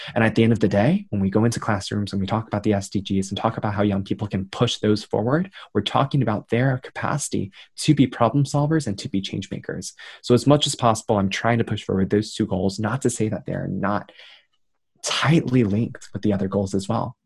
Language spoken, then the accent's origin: English; New York City, New York, United States; I grew up in Queens, New York, son of two Taiwanese immigrants